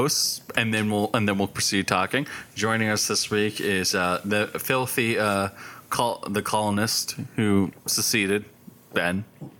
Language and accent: English; Canada; I know, we're Canadians, but we're still her subjects.